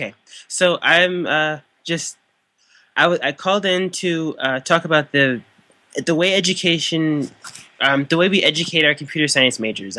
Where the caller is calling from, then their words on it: St. Louis, Missouri, United States; Calling in from St. Louis, St. Louis City.